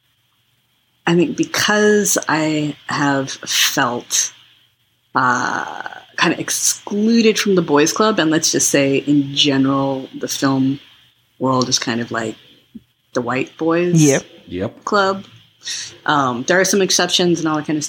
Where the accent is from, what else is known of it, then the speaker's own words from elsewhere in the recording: United States; growing up in the United States, brown